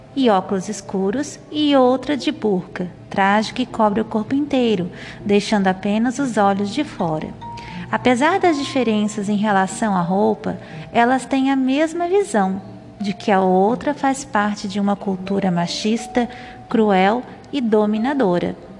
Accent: Santa Catarina, Brazil; moved away as an adult; now in Goiás, Brazil; Nasci e fui criada a minha vida inteira em Santa Catarina, no sul do Brasil. Porém, vivo e trabalho aqui

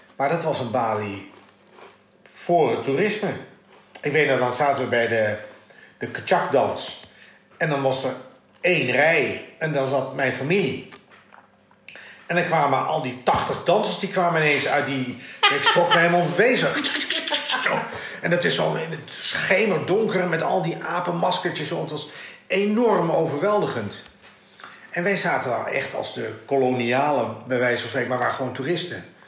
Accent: Netherlands; also born or lived in Dutch East Indies (ancestry); ik ben wel Nederlander, maar ik ben geen Hollander

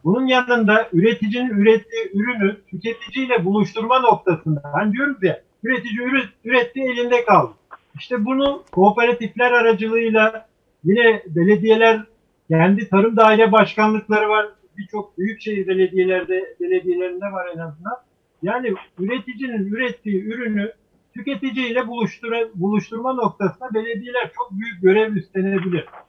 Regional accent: Tunceli Province, Turkey; Tunceli benim memleketim.

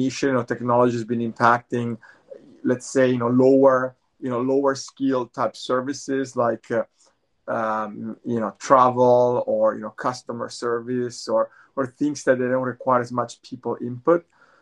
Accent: Italy; moved away as an adult; now in Bay Area, United States; I'm originally from Italy, but I'm based in the Bay Area. I've been in the Bay Area for over 20 years.

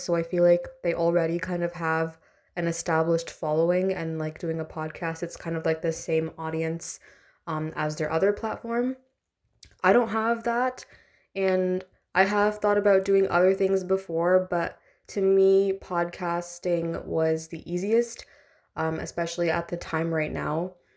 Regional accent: India; I'm Indian

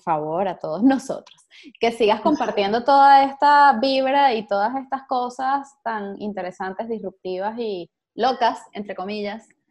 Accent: Venezuela; como venezolanos

